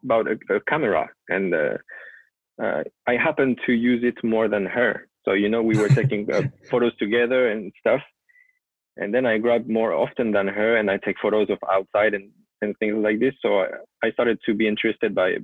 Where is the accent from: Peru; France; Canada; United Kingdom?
France; southern France; moved away as an adult; now in Japan; I was born and raised in France, in the south of France